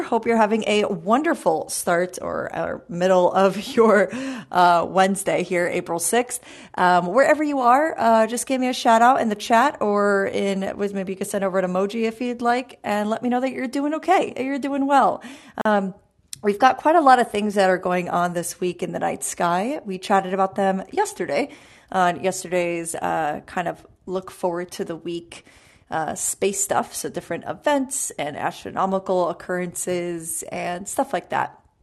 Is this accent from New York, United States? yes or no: yes; New York City, New York, United States; I'm from Brooklyn